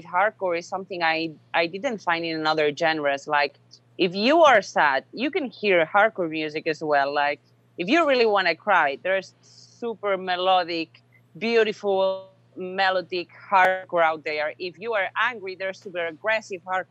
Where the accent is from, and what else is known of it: Spain; English is a second language